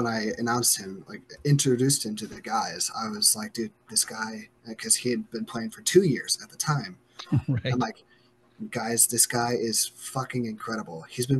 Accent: Post Falls, Idaho, United States; moved away as an adult; also born or lived in Casper, Wyoming; now in Spokane, United States; When I was about 5 or 6, I want to say, my parents moved us up to Northern Idaho in Post Falls.

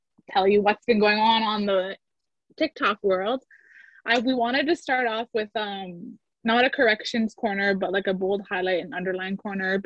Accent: Garden River First Nation, Ontario, Canada; I'm reporting live from Garden River First Nation. I'm in my home community.

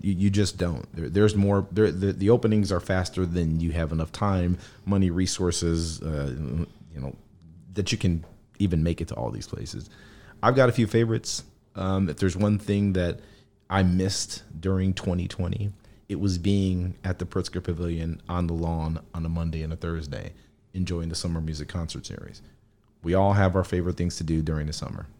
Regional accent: Chicago, Illinois, United States; I grew up in Logan Square

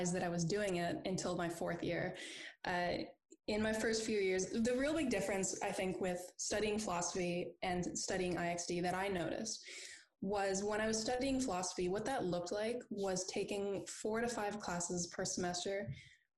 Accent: Charlottetown, Prince Edward Island, Canada; moved away as an adult; also born or lived in Alberta / Ontario; now in United Kingdom; I was born out in Alberta, but I actually grew up in Charlottetown, Prince Edward Island, where I did my first degree in philosophy.

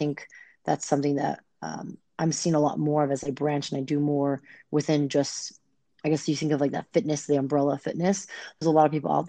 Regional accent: Bay Area, California, United States; moved away; also born or lived in La Jolla, California / San Ramon, California; when I moved to the Bay Area, I was there, like Pleasant Hill, Walnut Creek, Concord area for about 6 years

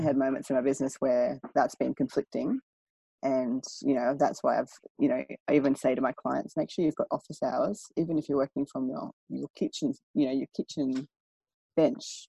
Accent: Maryborough, Australia; it was a country town. I grew up in Maryborough

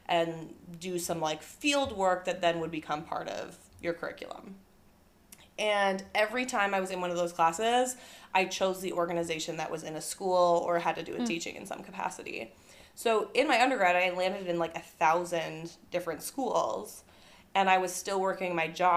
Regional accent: Apple Valley, Minnesota, United States; I grew up next to the Minnesota Zoo.

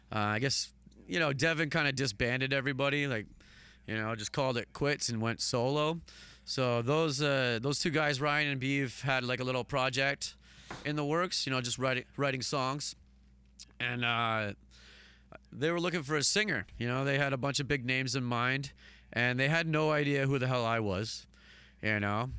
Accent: Hamilton, Ontario, Canada; I'm still in the same place

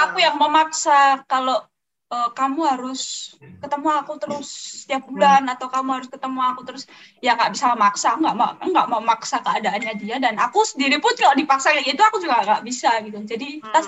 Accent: Surakarta, Central Java, Indonesia; Aku dari Solo

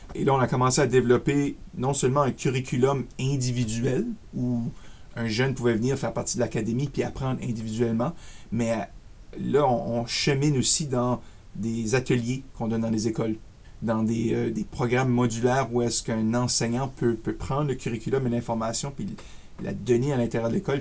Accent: Acadia, Canada; accent: Acadian; also born or lived in Ottawa suburbs, Ontario; now in Ottawa, Canada; je suis acadien de souche, si vous voyez un petit peu mon accent acadien

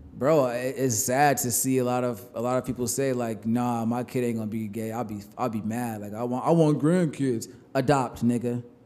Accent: New York, United States; I'm from New York

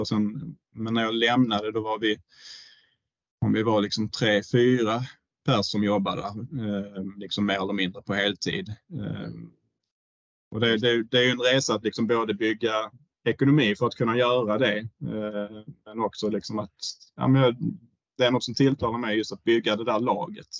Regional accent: Höllviken, Skåne, Sweden; also born or lived in Florida; jag är uppväxt i Höllviken

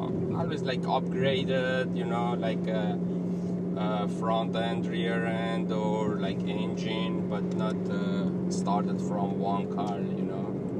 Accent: Iran; moved away; I'm originally I'm Armenian from Iran.

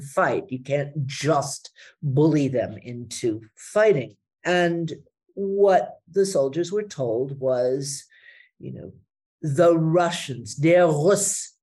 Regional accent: United States; moved away as an adult; now in Germany; as somebody who grew up as an American, you know, at the tail end of the Cold War

